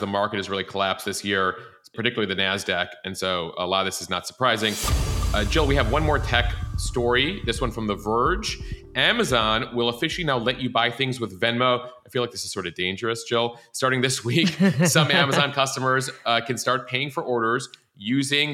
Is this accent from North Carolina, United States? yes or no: no; Chicago, Illinois, United States; now in New York, United States; my hometown of Chicago?